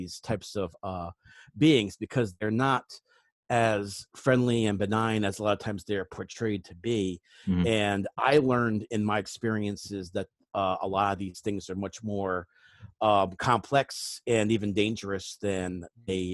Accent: New England, United States; I grew up in New England

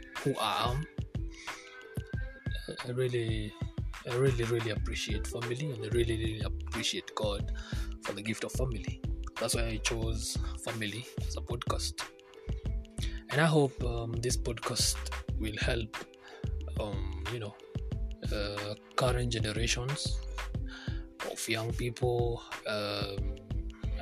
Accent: Kikuyu, Central Kenya, Kenya; first language Kikuyu; English is a second language; I'm a Kikuyu.

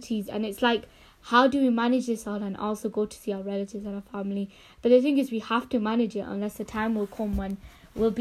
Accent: United Kingdom; as British Pakistani kids

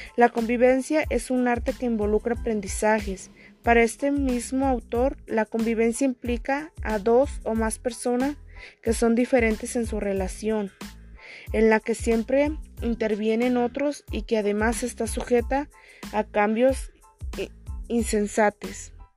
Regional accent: Oconahua, Jalisco, Mexico; soy de Oconagua

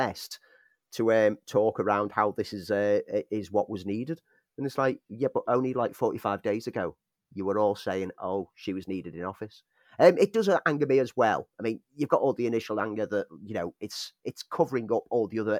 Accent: Liverpool, North West England, United Kingdom; moved away as an adult; also born or lived in Sheffield; I was away from Liverpool and living in Sheffield

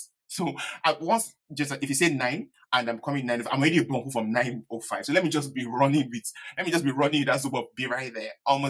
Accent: Nigeria; accent: Yoruba; Oh God, my Yoruba accent.

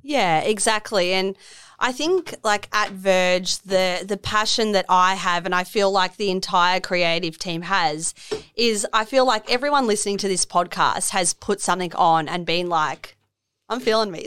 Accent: Melbourne, Victoria, Australia; moved away as an adult; also born or lived in London; now in Miami, Australia; I'm originally from Melbourne

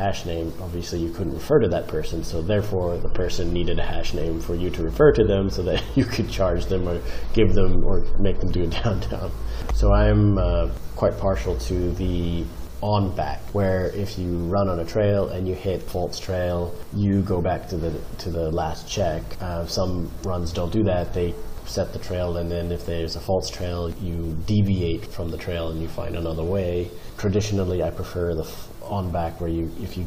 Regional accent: Hyderabad, Telangana, India; also born or lived in Manila; I grew up in Hyderabad and my father, Digit, was the founder of the Hyderabad hash

